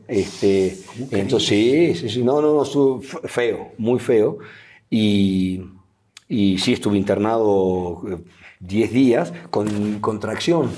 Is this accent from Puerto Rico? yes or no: no; Argentina; moved away as an adult; now in Mexico; me fui de Argentina